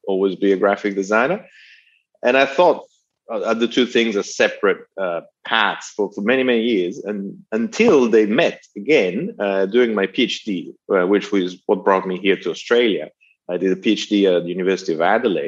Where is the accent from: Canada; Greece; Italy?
Italy; accent: Italian; moved away; my Italian accent